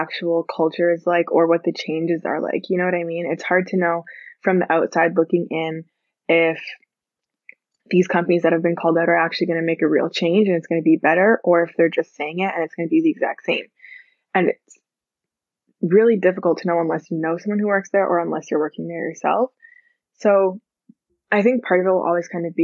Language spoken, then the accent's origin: English; Canada; But I was born in Canada, so I'm from Canada.